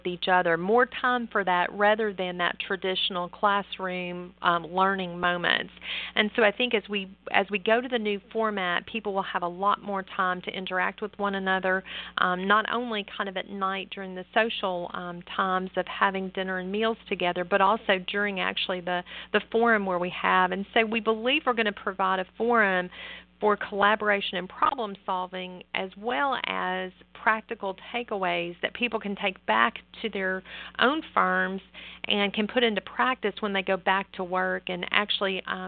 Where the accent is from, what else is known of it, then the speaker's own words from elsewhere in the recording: Nashville, Tennessee, United States; it's in my hometown